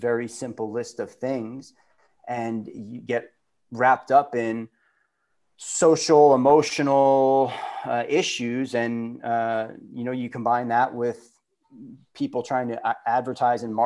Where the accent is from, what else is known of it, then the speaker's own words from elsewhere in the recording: Long Island, New York, United States; also born or lived in Florida; I was born in Florida. I was very young when I moved to Long Island.